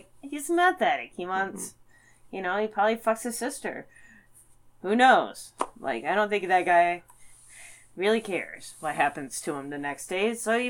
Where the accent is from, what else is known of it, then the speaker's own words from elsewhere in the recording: Midwest, United States; also born or lived in Detroit / Chicago; It's the Midwest. And I'm a Midwesterner.